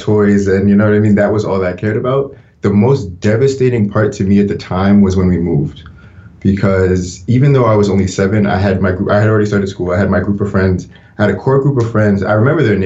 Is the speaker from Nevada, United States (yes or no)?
no; Rockland County, New York, United States; also born or lived in Pennsylvania; I love growing up in New York. I love being from New York. I love Rockland